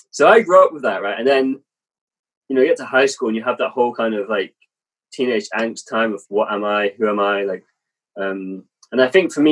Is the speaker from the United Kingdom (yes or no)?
yes; England, United Kingdom; also born or lived in Germany; my father was in the army, so actually I was born in Germany. Uh, moved to England when I was like two or three years old. And kind of bounced around the country a bit, kind of growing up